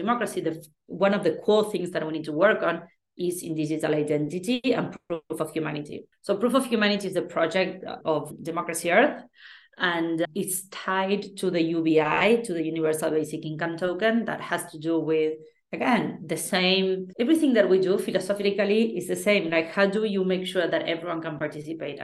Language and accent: English; Argentina; I come from Argentina